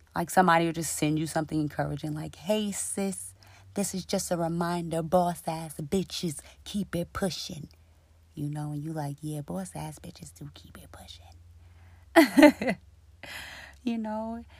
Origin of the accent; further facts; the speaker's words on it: New York City, New York, United States; I grew up in Queens, New York, the jungle